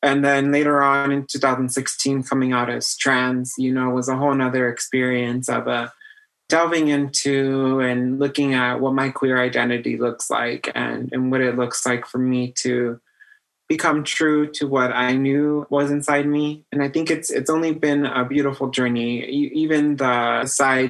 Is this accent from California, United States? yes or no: yes; Baldwin Park, California, United States; I grew up on Millbury. If you know where the big Walmart is, the new one, just down the street from there in this greenhouse with my grandma